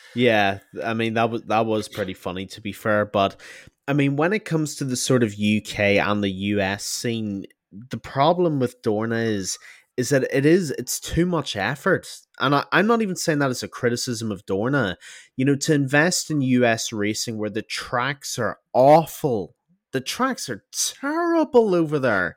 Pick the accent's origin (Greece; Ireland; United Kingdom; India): Ireland; being Irish